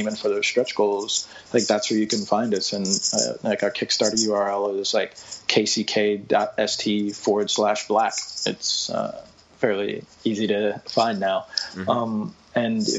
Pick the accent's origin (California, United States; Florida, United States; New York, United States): New York, United States; I'm a New Yorker